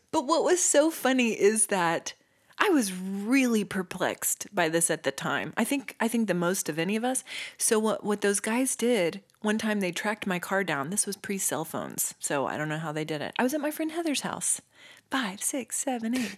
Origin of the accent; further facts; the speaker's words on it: Stillwater, Oklahoma, United States; we're from Stillwater